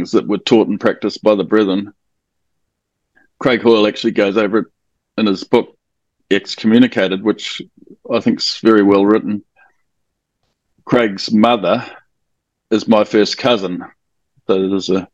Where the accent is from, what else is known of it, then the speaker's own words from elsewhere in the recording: Auckland, New Zealand; I'm from Auckland in New Zealand.